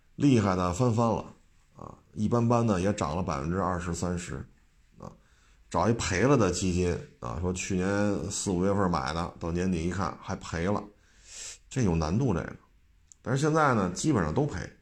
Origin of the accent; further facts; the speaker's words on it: Beijing, China; 我生在北京，长在北京